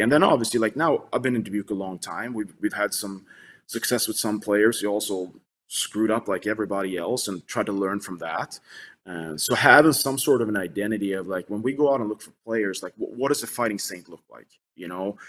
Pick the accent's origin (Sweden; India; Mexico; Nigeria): Sweden; moved away as an adult; now in United States; I was growing up in Sweden